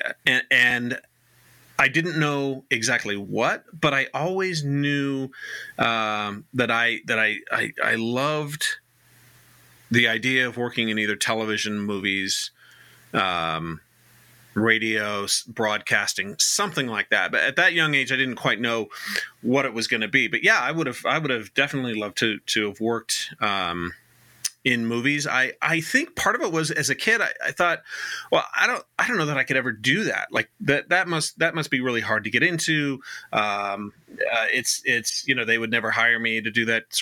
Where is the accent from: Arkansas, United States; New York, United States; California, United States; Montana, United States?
California, United States; Riverside; moved away as an adult; also born or lived in East Coast; I grew up in Riverside, which is not too far from Hemet